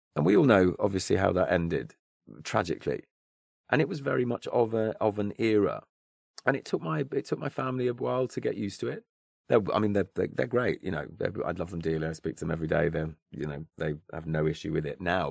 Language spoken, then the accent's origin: English; near Stratford-upon-Avon, Warwickshire, West Midlands, United Kingdom; grew up, uh, near Stratford upon Avon, um, and, uh, so in, in, in the West Midlands, Warwickshire, Shakespeare's County